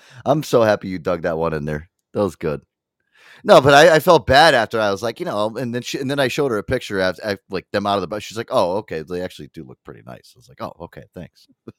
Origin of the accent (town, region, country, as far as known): United States